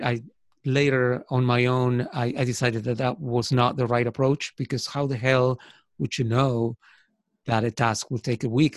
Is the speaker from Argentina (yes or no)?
yes; Argentina; first language Spanish; English is a second language; moved away as an adult; also born or lived in United States; now in Ireland; I was born in Argentina